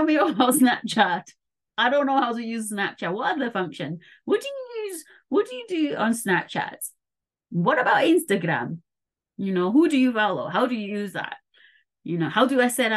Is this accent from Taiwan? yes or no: yes; Taiwan; moved away; I grew up in Taiwan